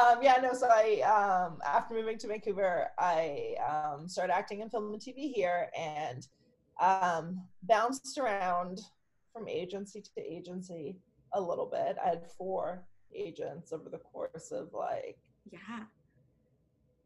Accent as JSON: {"language": "English", "region": "Berlin", "country": "Germany", "tie": "born or raised there", "moved": "yes", "lives_now": "Canada", "said": "I grew up in Germany, in Berlin, and then immigrated to Canada with my family."}